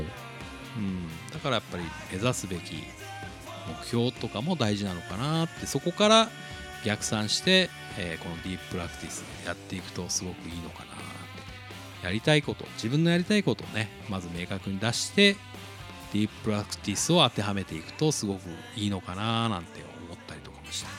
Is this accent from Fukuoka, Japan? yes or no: no; Nagasaki, Japan; 僕長崎なんですけどね。